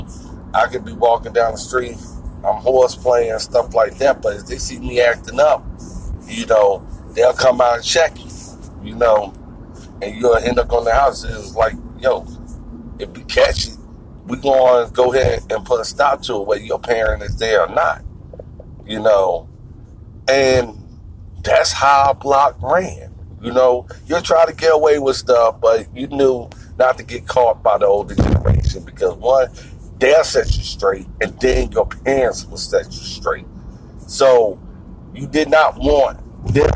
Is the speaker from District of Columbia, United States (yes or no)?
no; Irvington, New Jersey, United States; moved away; also born or lived in Virginia; I grew up in Irvington, New Jersey.